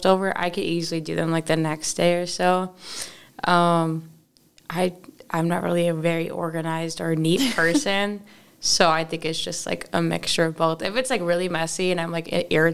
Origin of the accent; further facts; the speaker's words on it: Texas, United States; I'm from Texas.